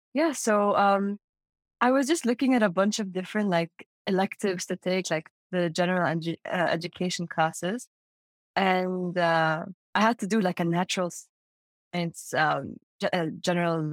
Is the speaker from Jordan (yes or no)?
yes; Amman, Amman Governorate, Jordan; moved away as an adult; now in Urbana-Champaign, United States; I grew up in Amman, Jordan. That's the capital. And I'm a Saudi citizen